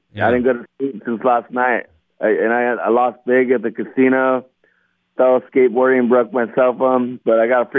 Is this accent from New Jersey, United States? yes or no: no; Redondo Beach, California, United States; moved away; I'm from Redondo Beach.